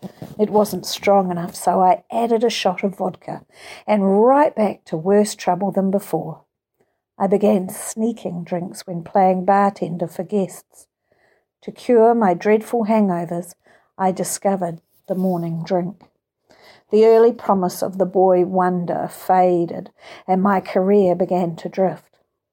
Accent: Kansas, United States; I was raised in Kansas, the only child of loving parents who just drank socially.

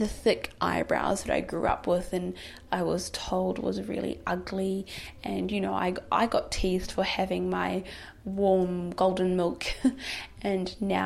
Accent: New Zealand; as a, you know, black Muslim girl growing up in New Zealand, in Aotearoa, I grew up being told that my culture is weird

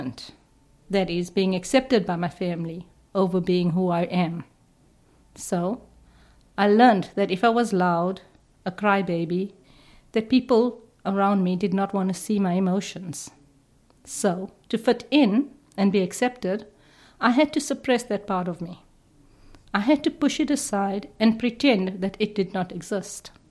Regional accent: South Africa; me growing up in apartheid South Africa

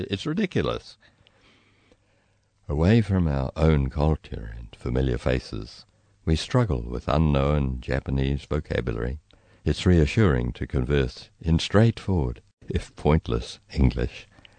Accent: New Zealand; I'm a New Zealander.

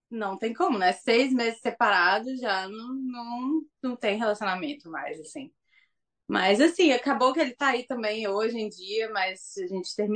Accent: Governador Valadares, Minas Gerais, Brazil; moved away as an adult; also born or lived in Belo Horizonte / São Paulo; now in Tauranga, New Zealand; de Governador Valadares, Minas Gerais. Ah, é. Nasci lá, já morei em BH, já morei em São Paulo.

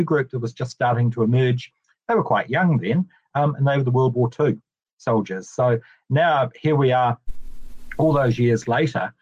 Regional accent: Ashburton, Canterbury, New Zealand; as a young kid growing up in Ashburton.

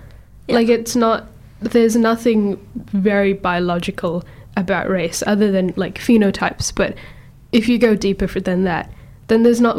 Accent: Auckland, New Zealand; also born or lived in India; I grew up in Auckland

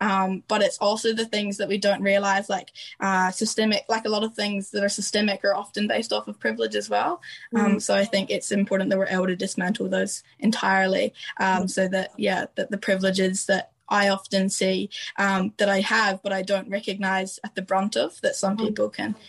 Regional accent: Ireland; people won't recognise that I'm a migrant until I've told them that I'm Irish, which is also a bit of a weird space to be in.

